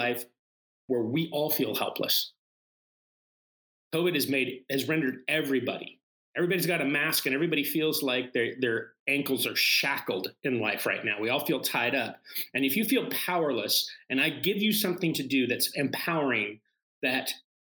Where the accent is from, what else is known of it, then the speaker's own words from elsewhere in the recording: Seattle, Washington, United States; I'm from Seattle